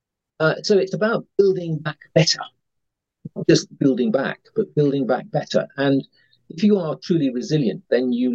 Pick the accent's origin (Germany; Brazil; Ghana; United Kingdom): United Kingdom; probably tell from my accent, I'm a Brit